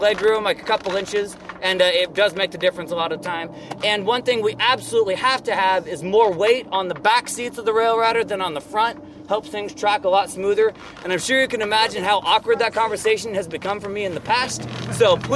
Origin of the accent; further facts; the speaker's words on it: Baker City, Oregon, United States; also born or lived in Newport, Oregon / Taiwan; originally, I'm from Newport, Oregon, but really Baker City, Oregon. We moved over there when I was pretty little